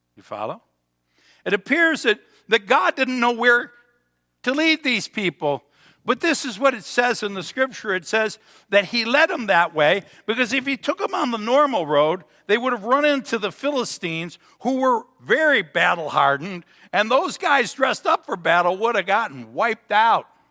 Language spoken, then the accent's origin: English; Cheektowaga, New York, United States; now in Pendleton, United States; I was from Cheektowaga